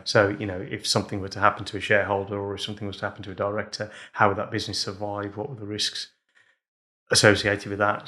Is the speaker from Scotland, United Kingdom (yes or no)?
no; Wolverhampton, West Midlands, United Kingdom; we grew up in pubs, so when I was two weeks old, uh, we moved into our first pub in Wolverhampton